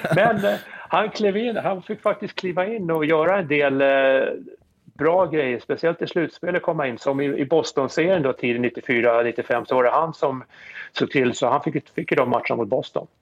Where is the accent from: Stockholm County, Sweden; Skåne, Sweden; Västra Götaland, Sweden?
Stockholm County, Sweden; Stockholm; moved away as an adult; now in New Jersey, United States; Jag är född på Östermalm. Eh, bodde, flyttade från Östermalm till Tensta